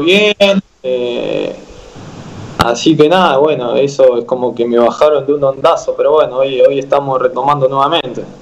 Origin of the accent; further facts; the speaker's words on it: General Madariaga, Buenos Aires Province, Argentina; now in La Plata, Argentina; irme para, para mi pueblo